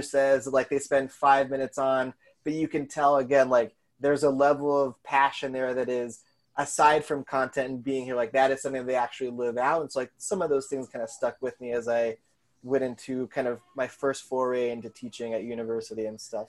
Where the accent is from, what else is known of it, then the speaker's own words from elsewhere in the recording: Colorado, United States; moved away as an adult; also born or lived in Seattle / New York; now in Chicago, United States; I just went to college there, so I grew up in Colorado